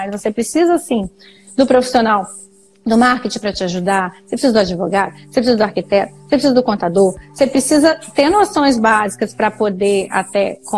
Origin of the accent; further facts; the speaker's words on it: Niterói, Rio de Janeiro, Brazil; now in Cachoeiro de Itapemirim, Brazil; eu sou de Niterói, eu fiz UF, na Universidade Federal Fluminense